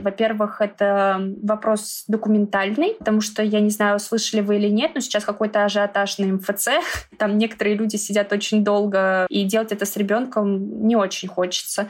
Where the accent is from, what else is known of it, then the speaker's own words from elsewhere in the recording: Moscow, Russia; мы из Москвы